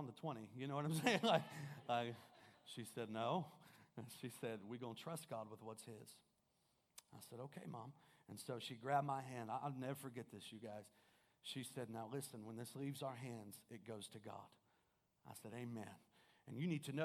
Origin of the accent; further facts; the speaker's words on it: Kokomo, Indiana, United States; I'm originally from Kokomo